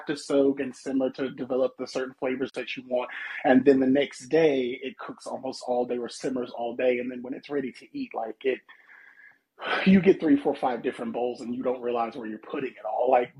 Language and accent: English; Mississippi, United States